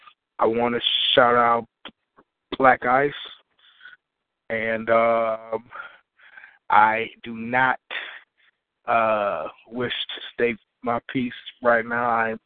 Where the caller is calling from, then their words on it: Racine, Wisconsin, United States; I'm calling from Racine, Wisconsin.